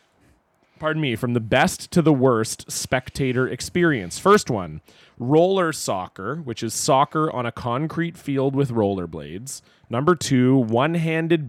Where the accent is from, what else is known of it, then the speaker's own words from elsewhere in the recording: Ontario, Canada; moved away; I grew up in Ontario